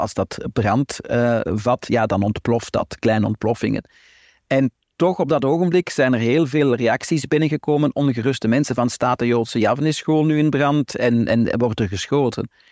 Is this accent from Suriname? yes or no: no; Flanders, Belgium; Wij zijn Vlamingen, wij zijn geen Israëli's, wij zijn hier geboren, hier getogen.